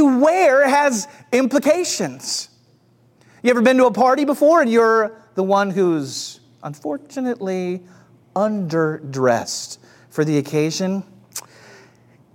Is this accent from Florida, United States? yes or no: no; St. Louis, Missouri, United States; moved away; Growing up in the Midwest